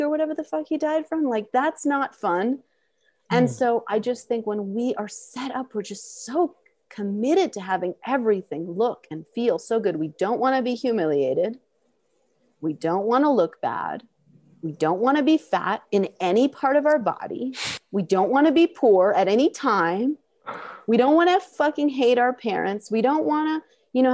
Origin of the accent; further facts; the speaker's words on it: New York City, New York, United States; I'm from Queens